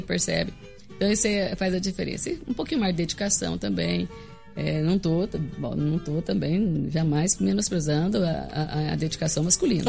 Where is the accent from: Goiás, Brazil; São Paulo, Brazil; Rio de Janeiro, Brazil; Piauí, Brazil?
Goiás, Brazil; Rio Verde; eu sou de Rio Verde, sou filho de Rio Verde, de família bem tradicional, que é Fonseca Hats